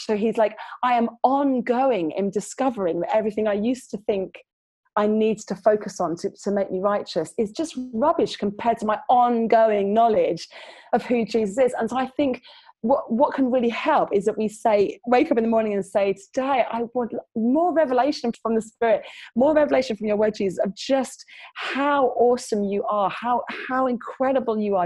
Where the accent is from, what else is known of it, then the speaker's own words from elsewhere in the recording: London, United Kingdom; now in Preston, United Kingdom; currently living in Preston in the northeast, the mighty north, which is not quite as north as you guys up in Durham, but it's pretty far because I grew up in London